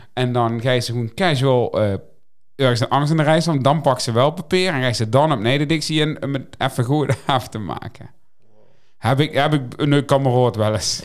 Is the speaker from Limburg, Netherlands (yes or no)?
yes; Limburg, Netherlands; ik ben een Limburger